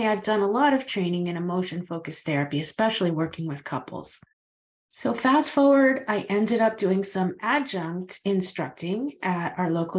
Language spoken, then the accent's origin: English; Florida, United States; now in Maine, United States; I live in Maine. I've been here a very long time, but I'm originally from Florida